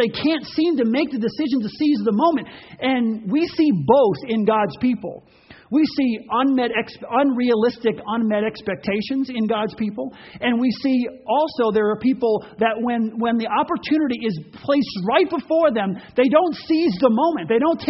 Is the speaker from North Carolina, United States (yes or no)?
no; Ocean Grove, New Jersey, United States; Part of my growing up was in Ocean Grove, New Jersey, which bordered on Asbury Park.